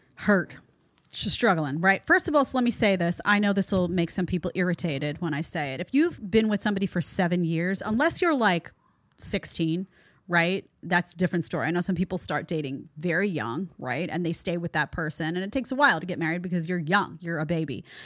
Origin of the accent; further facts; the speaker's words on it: New York City, New York, United States; I grew up in New York City.